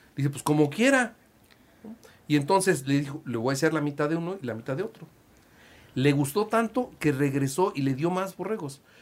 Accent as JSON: {"language": "Spanish", "region": "Puebla", "country": "Mexico", "said": "yo soy de Puebla"}